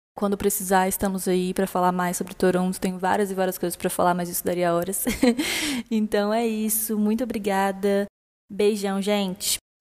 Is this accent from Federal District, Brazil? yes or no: yes; Brasília, Federal District, Brazil; eu sou de Brasília, é uma cidade onde cada um permanece a maior parte do tempo em suas casas